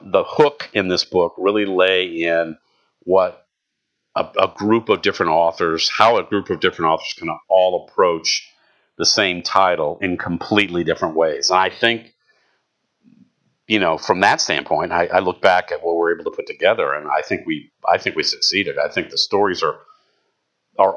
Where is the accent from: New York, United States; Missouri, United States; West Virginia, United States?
Missouri, United States; St. Louis; moved away as an adult; now in Southern Illinois, United States; I'm from St. Louis